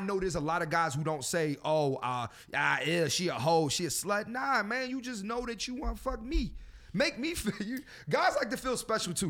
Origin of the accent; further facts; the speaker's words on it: Philadelphia, Pennsylvania, United States; I'm from Philadelphia